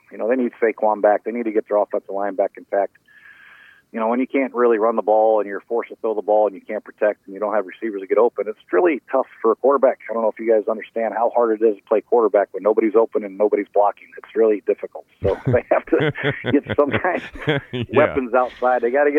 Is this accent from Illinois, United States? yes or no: no; Ohio, United States; born there; No, heck no. I was born in Ohio, but my dad coached at IU at Notre Dame, so I never liked Ohio State.